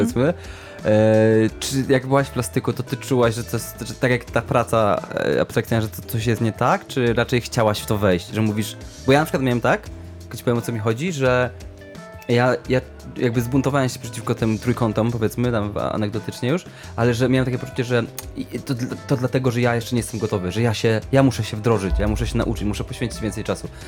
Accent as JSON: {"language": "Polish", "town": "Sieraków", "region": "Greater Poland", "country": "Poland", "said": "ja byłem, jestem z Sierakowa"}